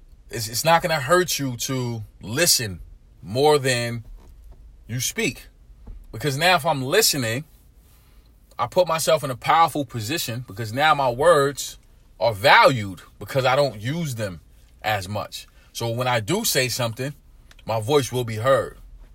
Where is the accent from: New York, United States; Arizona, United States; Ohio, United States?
New York, United States; Brooklyn; I grew up in urban America. I grew up in East New York, Brooklyn. Inner city community.